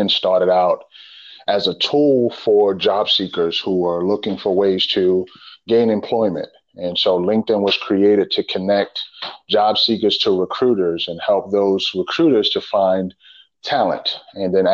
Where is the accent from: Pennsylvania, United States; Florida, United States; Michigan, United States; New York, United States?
New York, United States; New York City; moved away as an adult; now in Richmond, United States; I'm originally from the Bronx, New York, and I grew up in a single parent home.